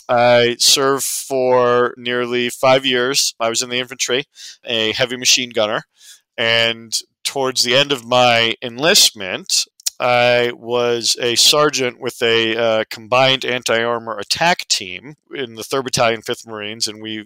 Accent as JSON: {"language": "English", "area": "Westchester", "region": "New York", "country": "United States", "tie": "born or raised there", "moved": "as an adult", "lives_now": "Lehigh Valley, United States", "said": "I grew up in New York in Westchester, the suburbs just north of the city, where I was a fairly typical suburban kid. Had my angst and whatnot, as we all do. I came out here to the Valley to attend Lehigh University and run track."}